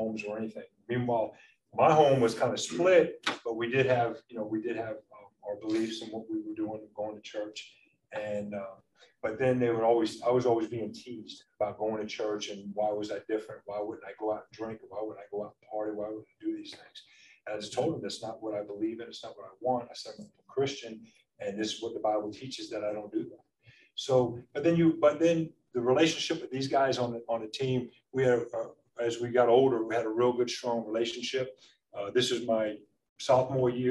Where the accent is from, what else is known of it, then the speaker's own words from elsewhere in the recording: East Coast, United States; moved away as an adult; I'm from the East Coast